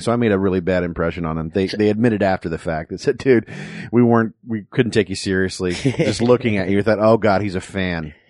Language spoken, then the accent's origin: English; Dallas, Texas, United States; moved away as an adult; also born or lived in Lake Charles, Louisiana; now in Los Angeles, United States; my folks moved to Dallas. I'm basically a Texan